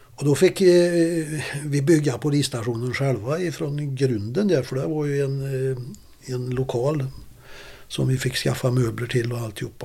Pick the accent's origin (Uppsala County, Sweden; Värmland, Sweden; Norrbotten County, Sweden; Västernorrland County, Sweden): Värmland, Sweden; Karlstad; also born or lived in Stockholm; hemma i Karlstad